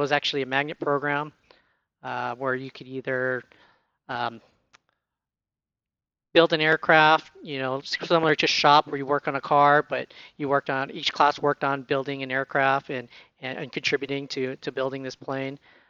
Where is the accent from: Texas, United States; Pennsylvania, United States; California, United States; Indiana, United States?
California, United States; San Diego; I'm from San Diego, born and raised.